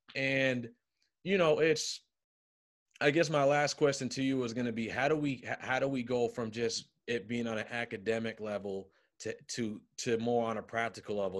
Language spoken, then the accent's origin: English; Cambridge, Massachusetts, United States; growing up in Cambridge ain't easy